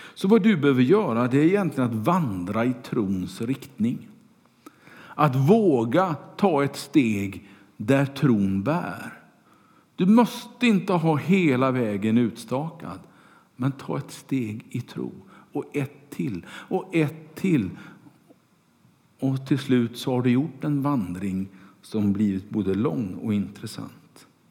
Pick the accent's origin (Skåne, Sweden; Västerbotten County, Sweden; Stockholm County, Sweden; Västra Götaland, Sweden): Västra Götaland, Sweden; Kungälv; När jag var liten och cyklade omkring på gatorna hemma i Kungälv